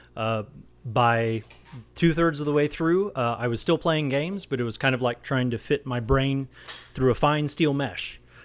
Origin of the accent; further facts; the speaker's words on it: Texas, United States; now in Colorado, United States; I'm from Texas originally